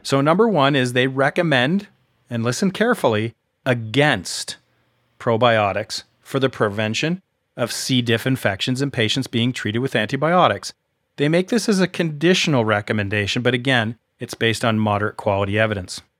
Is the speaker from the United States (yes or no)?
no; Canada; I'm Canadian